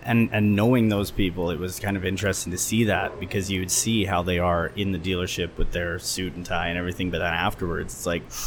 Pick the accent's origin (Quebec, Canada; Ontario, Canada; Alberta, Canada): Alberta, Canada; Edmonton; also born or lived in Beijing, China / Qingdao, China; decided to come back home to Edmonton, my hometown